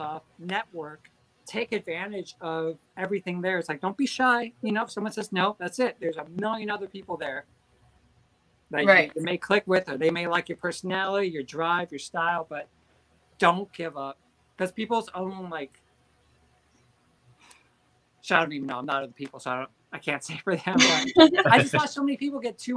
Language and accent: English; Southern California, United States; growing up in Southern California